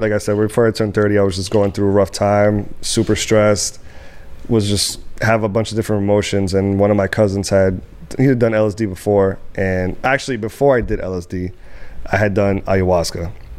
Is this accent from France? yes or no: no; Dominican Republic; I'm from Dominican Republic, so that's mm-hmm. what we fucking grew up on. But in my family, old school Dominican